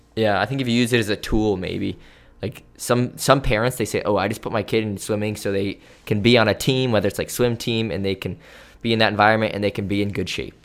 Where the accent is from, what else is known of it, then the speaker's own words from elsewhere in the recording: New York, United States; growing up in New York